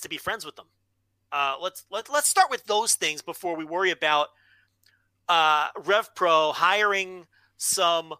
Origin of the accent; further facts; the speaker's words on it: United States; I'm an American fan.